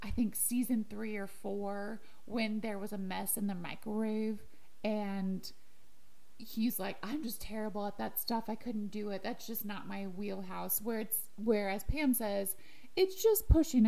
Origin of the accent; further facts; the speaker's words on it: Illinois, United States; we are from Illinois and everyone is crazy for Lincoln